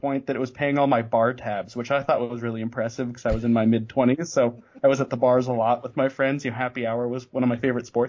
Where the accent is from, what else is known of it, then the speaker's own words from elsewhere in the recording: Denver, Colorado, United States; I grew up in the Denver area.